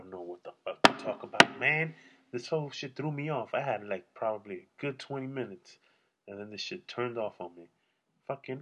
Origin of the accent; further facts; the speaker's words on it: New York, United States; now in California, United States; I'm from New York